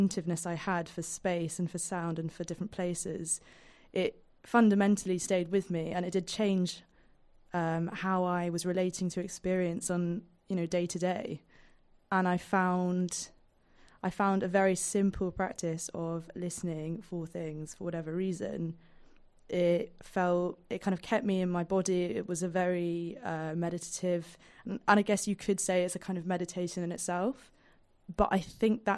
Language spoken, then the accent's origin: English; London, United Kingdom; being a Londoner